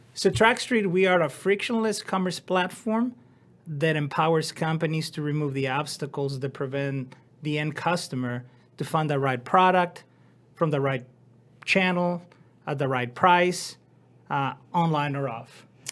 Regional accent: Mexico; moved away as an adult; now in United States; I decided to go back to my hometown

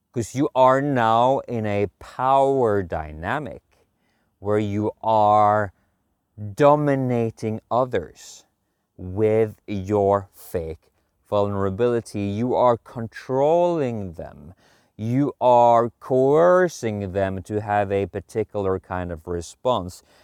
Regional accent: Norway; now in Sweden; I'm from Norway

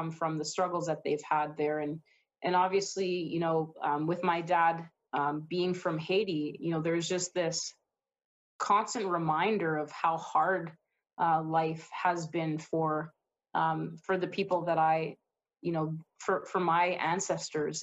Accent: Winnipeg, Manitoba, Canada; moved away; I'm originally from Winnipeg, Manitoba, best city in Manitoba, we'll put it that way.

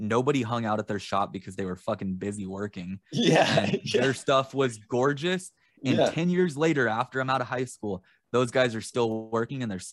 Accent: Central California, United States; I'm from Central California.

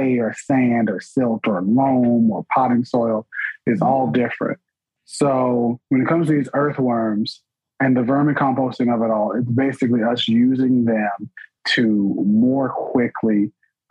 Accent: New Bern, North Carolina, United States; my hometown

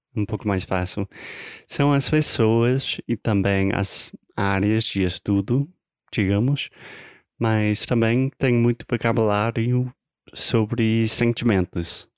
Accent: United States; Portuguese is a second language; eu sou americano, tentando aprender, pelo menos melhorar o meu português

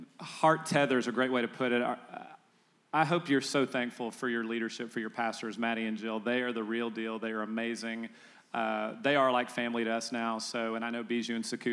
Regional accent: Texas, United States; I'm a Texan, I'm in Texas.

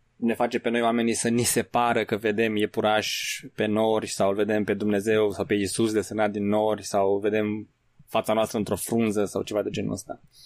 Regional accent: Romania; noi, pentru că suntem români

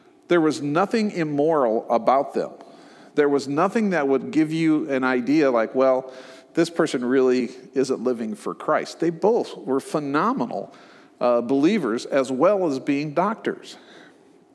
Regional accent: Omaha, Nebraska, United States; moved away; also born or lived in San Francisco, California / Dallas, Texas; I grew up in Omaha

